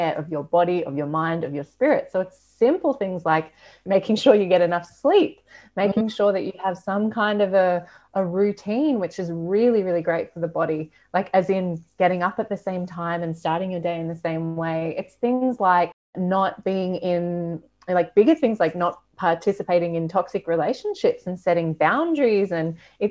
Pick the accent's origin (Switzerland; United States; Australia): Australia; moved away